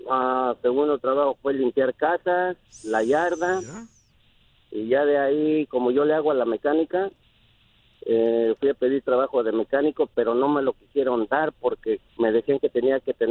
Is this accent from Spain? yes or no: no; Mexico City, Mexico; now in United States; México, Distrito Federal.